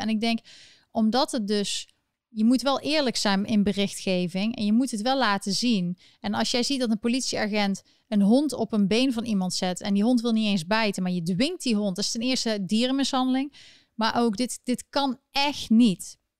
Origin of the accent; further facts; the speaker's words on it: Netherlands; ik ben gewoon een Nederlander